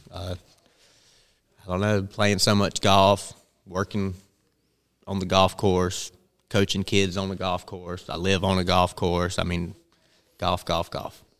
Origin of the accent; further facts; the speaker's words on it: Bennettsville, South Carolina, United States; I'm from Bennett'sville, which is about forty-five minutes from Florence